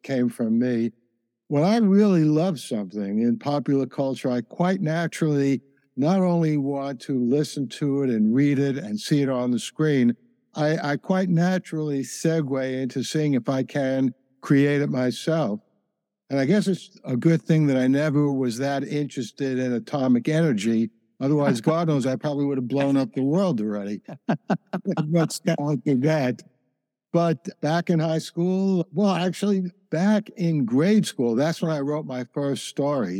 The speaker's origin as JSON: {"language": "English", "town": "New York City", "region": "New York", "country": "United States", "tie": "born or raised there", "said": "I grew up in the Bronx"}